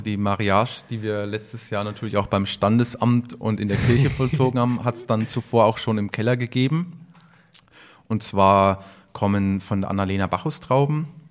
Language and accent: German; Franconia, Bavaria, Germany; Bei uns in Franken